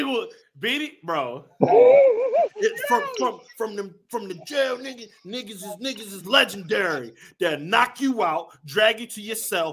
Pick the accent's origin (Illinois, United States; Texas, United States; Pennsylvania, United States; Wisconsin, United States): Pennsylvania, United States; Philadelphia; It's North Philly, it's West Philly, I'm from East Philly.